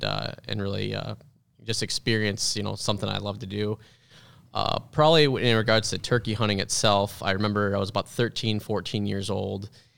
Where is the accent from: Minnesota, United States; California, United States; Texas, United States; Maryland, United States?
Minnesota, United States; Yeah, well, yeah, thanks. I grew up in Minnesota.